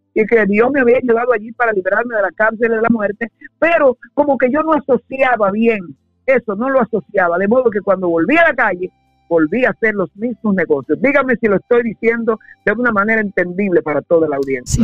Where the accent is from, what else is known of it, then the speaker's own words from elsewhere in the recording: Santo Domingo, Distrito Nacional, Dominican Republic; now in United States; yo nací en Santo Domingo, República Dominicana. Yo soy dominicano